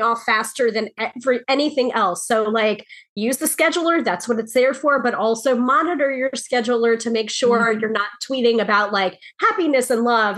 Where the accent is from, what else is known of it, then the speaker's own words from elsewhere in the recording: New York, United States; the New Yorker